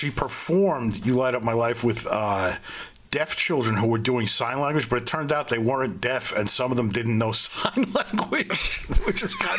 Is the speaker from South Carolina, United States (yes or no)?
no; New York City, New York, United States; we're from Flatbush, me and Ben